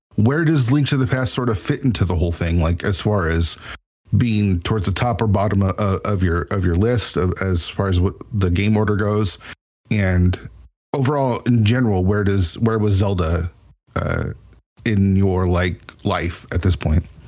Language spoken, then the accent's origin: English; Seattle area, Washington, United States; we're in the Seattle area